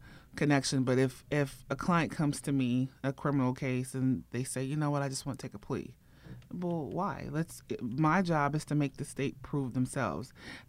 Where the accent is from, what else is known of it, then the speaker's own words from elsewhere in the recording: Ohio, United States; moved away as an adult; also born or lived in Nigeria; now in Atlanta, United States; I was born in Nigeria. Okay. And then I moved to Ohio.